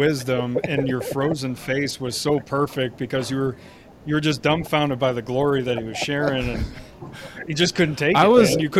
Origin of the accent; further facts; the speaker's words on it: Chicago, Illinois, United States; moved away as an adult; now in Texas, United States; I'm from Chicago, so I moved here in Texas in 2010.